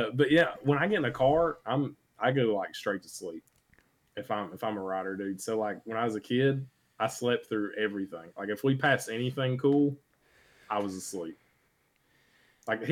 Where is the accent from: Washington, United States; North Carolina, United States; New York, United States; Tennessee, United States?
Tennessee, United States; we're from Tennessee